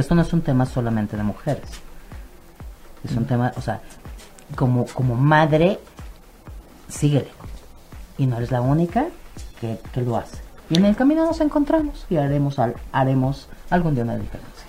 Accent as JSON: {"language": "Spanish", "country": "Mexico", "said": "a nosotros como cultura mexicana"}